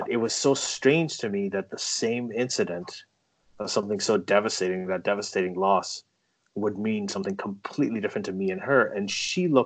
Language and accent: English; Saudi Arabia; also born or lived in England; now I grew up in a Muslim family uh, a Pakistani Muslim family growing up in Saudi Arabia. Okay, so I was surrounded by Islam.